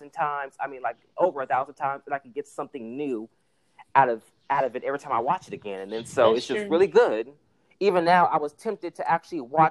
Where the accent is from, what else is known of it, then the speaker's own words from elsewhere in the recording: Bay Area, California, United States; I'm from the Bay Area